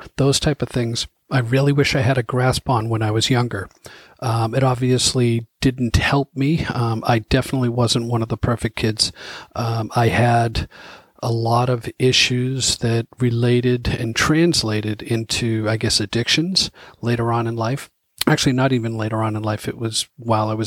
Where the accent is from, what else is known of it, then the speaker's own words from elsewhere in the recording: Boston, Massachusetts, United States; growing up in the Dorchester neighborhoods